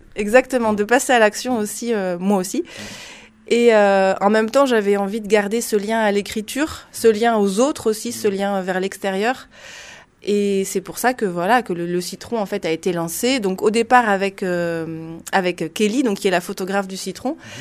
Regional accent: Lot-et-Garonne, Nouvelle-Aquitaine, France; je viens de Lot-et-Garonne

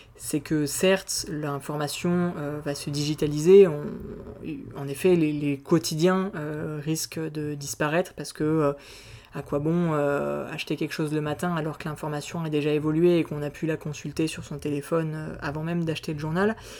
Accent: Auvergne-Rhône-Alpes, France; moved away as an adult; now in Aix-en-Provence, France; je viens d'Auvergne, je suis né en Auvergne

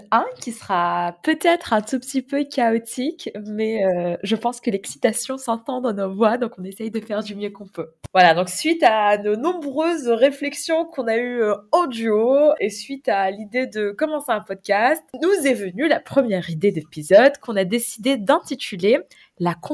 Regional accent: Kuwait; moved away as an adult; now in France; donc moi j'ai grandi dans un pays arabe du Moyen-Orient

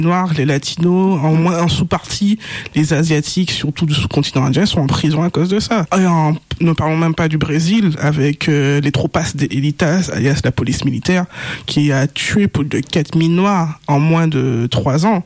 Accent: Guadeloupe; mon île de naissance

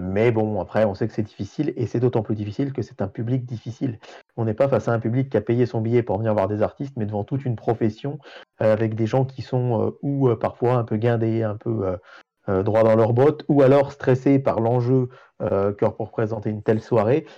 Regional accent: France; chez nous en France

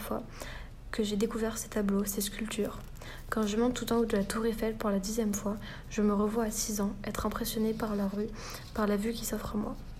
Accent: Paris, Île-de-France, France; moved away; Je suis née à Paris, d'un père d'origine polonaise et d'une mère d'origine algérienne

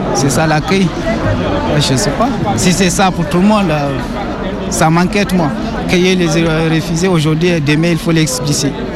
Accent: Gao Region, Mali; moved away as an adult; Je viens de la région de Gao, au nord du Mali

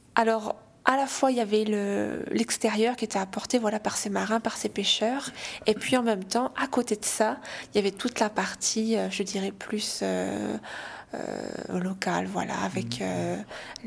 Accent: St. Pierre & Miquelon

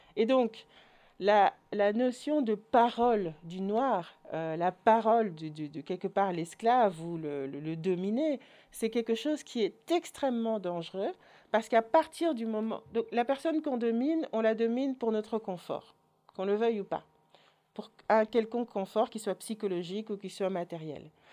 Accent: Orval, Wallonia, Belgium; moved away; also born or lived in Brussels; j'ai grandi à Orval

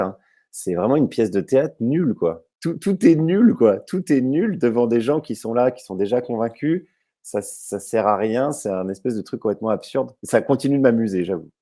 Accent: Jussey, Bourgogne-Franche-Comté, France; où j'ai grandi là, en Haute-Saône, c'est Jussé, j'allais à Vesoul

